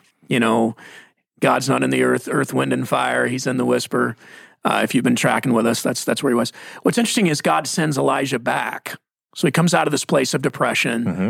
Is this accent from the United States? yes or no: yes; Mesquite, Texas, United States; I'm from Mesquite, Texas. Uh, my dad was an electrician.